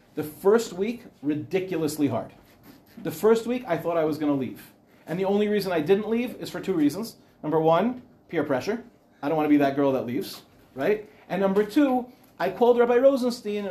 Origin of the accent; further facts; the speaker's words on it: Beit Shemesh, Jerusalem District, Israel; I'm from Ramat Beit Shemesh